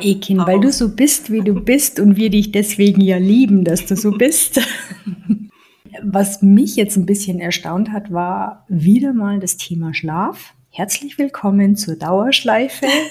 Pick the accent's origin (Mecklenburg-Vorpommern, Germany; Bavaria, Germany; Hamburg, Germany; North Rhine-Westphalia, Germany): Bavaria, Germany; ich komme aus Bayern